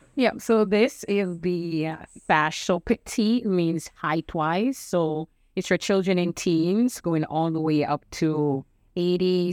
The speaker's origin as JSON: {"language": "English", "country": "Jamaica", "moved": "yes", "lives_now": "United States", "said": "I'm originally from Jamaican"}